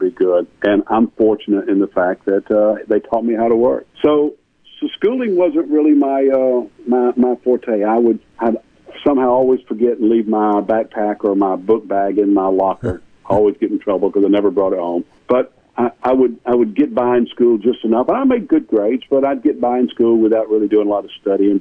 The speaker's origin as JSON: {"language": "English", "town": "Marietta", "region": "Georgia", "country": "United States", "tie": "born or raised there", "also_born_or_lived": "Powder Springs, Georgia", "said": "I grew up in Marietta, Georgia."}